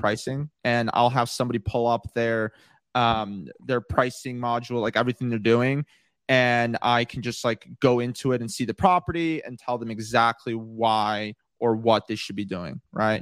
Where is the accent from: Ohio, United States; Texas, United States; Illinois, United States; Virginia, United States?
Illinois, United States; Chicago; moved away as an adult; also born or lived in Los Angeles, California; I moved out to California. I was actually originally from Chicago